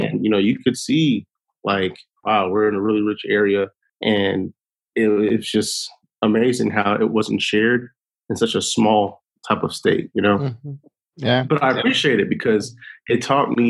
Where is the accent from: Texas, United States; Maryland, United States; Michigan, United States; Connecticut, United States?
Connecticut, United States; Windsor; moved away as an adult; also born or lived in Hartford, Connecticut; now in Atlanta, United States; I'm originally from Connecticut, Windsor, Connecticut, but I live in Atlanta now